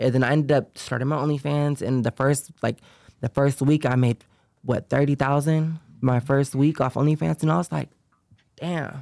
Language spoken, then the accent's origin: English; Sacramento, California, United States; I grew up in, uh, Sacramento, California